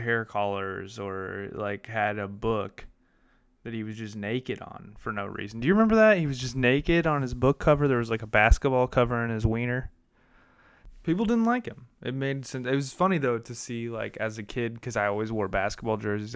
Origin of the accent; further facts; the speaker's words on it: Illinois, United States; I grew up in Illinois